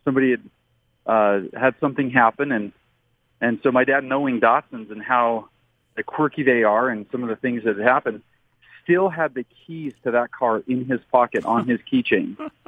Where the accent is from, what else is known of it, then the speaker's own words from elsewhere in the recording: Southern California, United States; So I grew up in Southern California